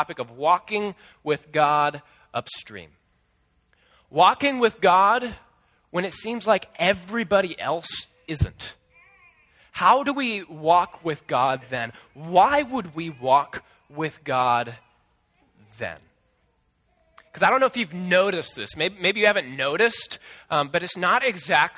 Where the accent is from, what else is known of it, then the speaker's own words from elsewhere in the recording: Des Moines, Iowa, United States; my school district where I grew up in Des Moines